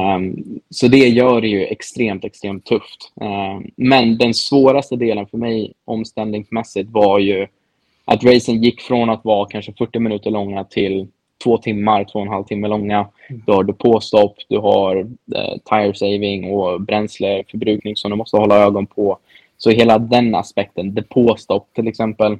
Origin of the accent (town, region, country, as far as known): Sweden; moved away